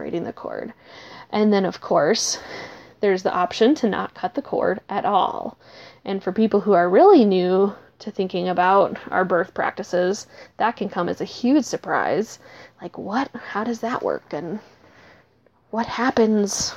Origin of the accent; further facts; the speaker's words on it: Minnesota, United States; I am from Minnesota